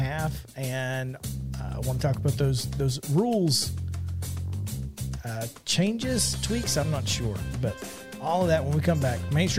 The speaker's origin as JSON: {"language": "English", "region": "Alabama", "country": "United States", "said": "I am from Alabama, as a matter of fact."}